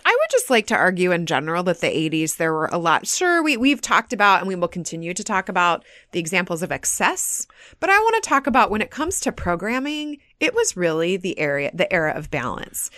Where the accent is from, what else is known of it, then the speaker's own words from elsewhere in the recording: United States; being very proud of being American